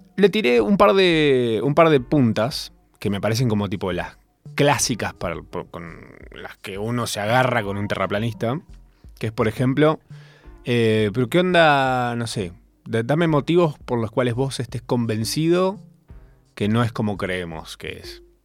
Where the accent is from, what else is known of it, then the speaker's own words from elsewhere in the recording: Córdoba, Argentina; en general soy cordobés